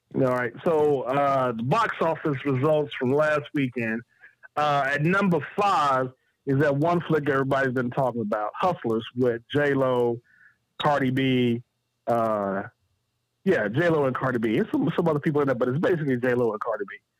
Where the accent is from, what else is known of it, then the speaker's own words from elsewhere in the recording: Chicago, Illinois, United States; I'm from Chicago